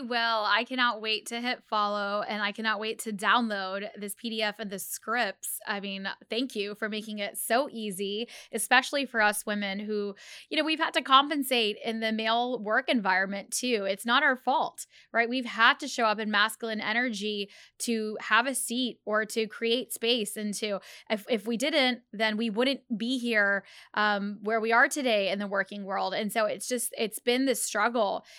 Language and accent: English; Pakistan; I'm Pakistani